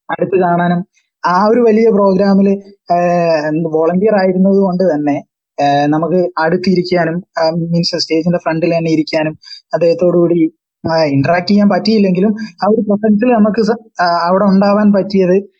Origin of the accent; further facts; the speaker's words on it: Kozhikode, Kerala, India; ഞാൻ ഇങ്ങനെ കാലിക്കറ്റിൽ നിന്നാണ്